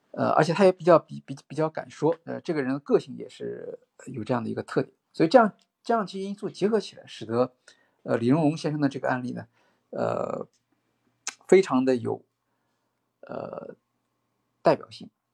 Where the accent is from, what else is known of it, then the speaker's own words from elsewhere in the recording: China; 我们中国人